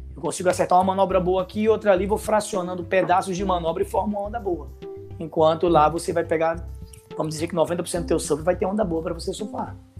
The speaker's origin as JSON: {"language": "Portuguese", "town": "Natal", "region": "Rio Grande do Norte", "country": "Brazil", "tie": "born or raised there", "moved": "yes", "lives_now": "Rio de Janeiro, Brazil", "said": "Sou de Natal, né? Moro no Rio há quase 30 anos"}